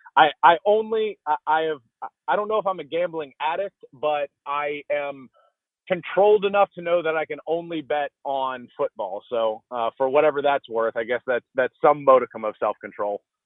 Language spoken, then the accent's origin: English; Baton Rouge, Louisiana, United States; moved away as an adult; also born or lived in Georgia; I'm originally from Baton Rouge, Louisiana, went to University of Georgia